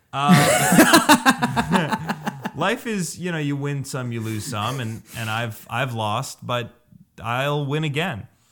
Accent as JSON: {"language": "English", "region": "New Jersey", "country": "United States", "tie": "born or raised there", "moved": "yes", "said": "When I grew up in New Jersey, it was in the eighties"}